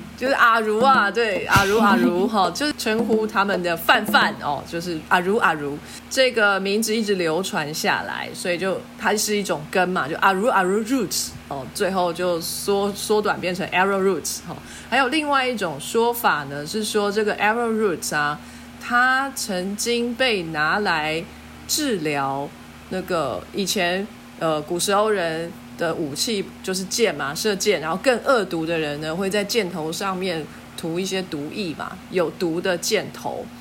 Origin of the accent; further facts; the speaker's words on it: Taiwan; 我们台湾人